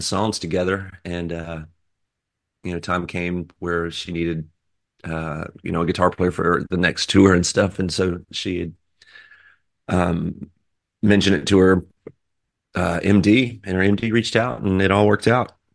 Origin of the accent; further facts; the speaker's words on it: Texas, United States; I'm from Texas